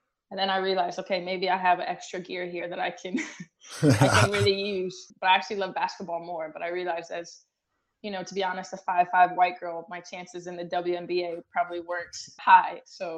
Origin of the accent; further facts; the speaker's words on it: Illinois, United States; It was a small town about 2 hours south of Chicago, and we were surrounded by cornfields.